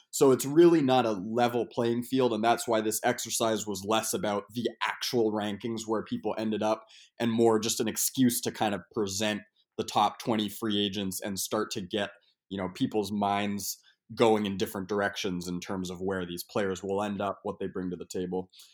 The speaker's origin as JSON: {"language": "English", "town": "Portland", "region": "Maine", "country": "United States", "moved": "yes", "lives_now": "Brooklyn, United States", "said": "I'm from Portland, Maine, so I'm used to an earlier, an earlier snow"}